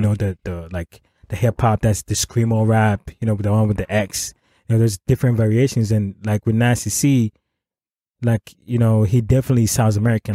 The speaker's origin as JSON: {"language": "English", "country": "Ghana", "first_language": "Akan", "second_language": "English", "moved": "yes", "said": "back home we speak English is our as a, um, our official language"}